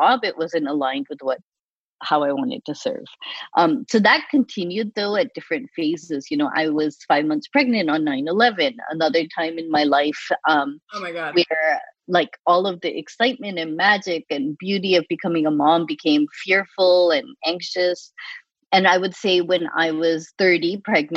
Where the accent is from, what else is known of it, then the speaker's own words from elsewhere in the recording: Boston, Massachusetts, United States; moved away as an adult; also born or lived in Chicago; my brother and I, we grew up in Boston